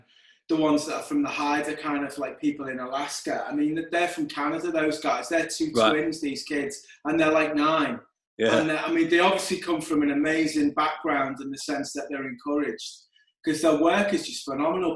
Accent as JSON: {"language": "English", "town": "Liverpool", "region": "North West England", "country": "United Kingdom", "tie": "born or raised there", "accent": "Scouse", "said": "Born and raised in Liverpool. Was there all my life."}